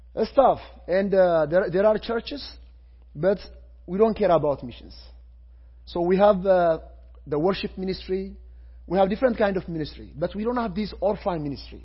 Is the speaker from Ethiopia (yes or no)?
yes; Ethiopia; English is a second language; I am from Ethiopia, I am from Africa